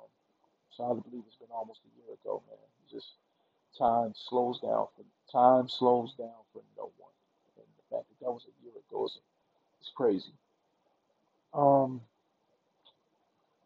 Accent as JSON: {"language": "English", "region": "Mississippi", "country": "United States", "said": "I'm from Mississippi"}